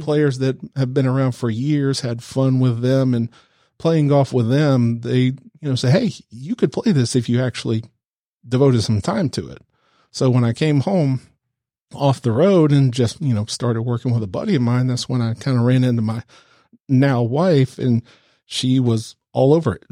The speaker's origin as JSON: {"language": "English", "region": "the South", "country": "United States", "accent": "southern, without a huge twang", "said": "I'm from the South. I don't have that, you know, huge twang"}